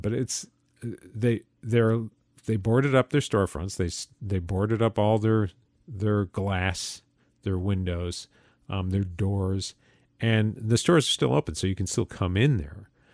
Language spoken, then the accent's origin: English; Utica, New York, United States; my hometown, uh, of Utica, New York, upstate New York